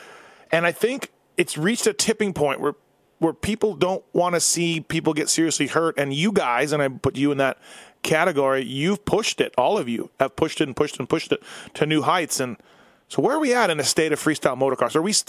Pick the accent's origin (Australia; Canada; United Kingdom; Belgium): Canada; Winnipeg, Manitoba; now in Las Vegas, United States; I live in Vegas, so I'll probably be there. Going to Winnipeg, too, my hometown of Winnipeg, Canada.